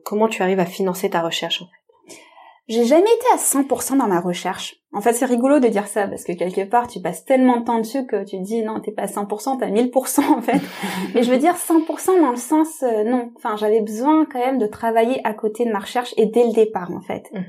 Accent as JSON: {"language": "French", "country": "France", "tie": "born or raised there", "said": "je suis moi-même euh, tamoule, d'origine tamoule, je suis née en France"}